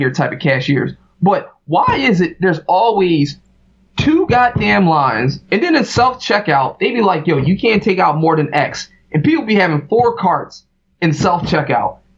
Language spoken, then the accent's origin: English; Philadelphia, Pennsylvania, United States; like I'm from Philly, man.